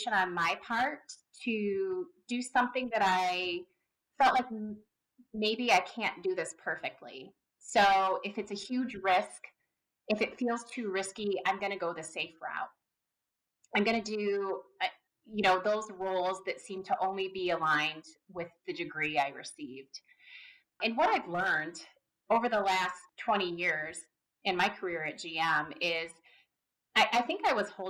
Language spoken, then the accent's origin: English; Southeast Michigan, United States; I grew up in Southeast Michigan. I grew up around cars